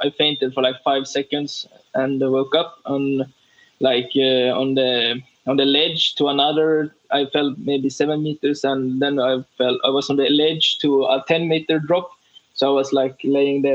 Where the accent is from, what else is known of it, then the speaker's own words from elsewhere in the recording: Sweden; we came from Sweden